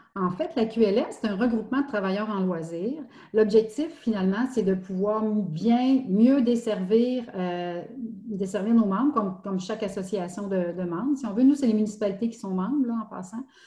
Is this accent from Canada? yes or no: yes; Estrie, Quebec, Canada; moved away as an adult; also born or lived in Montreal; je viens de l'Estrie. J'avais, j'avais quitté quelques années pour, pour, pour Montréal.